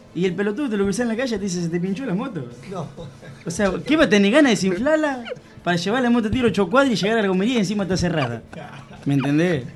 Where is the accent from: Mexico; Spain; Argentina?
Argentina; somos ordinarios los argentinos también